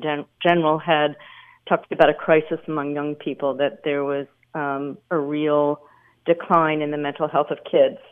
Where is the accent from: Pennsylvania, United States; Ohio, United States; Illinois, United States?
Pennsylvania, United States; Philadelphia; moved away as an adult; also born or lived in Canada; I grew up in Philadelphia and then ended up in Canada for college.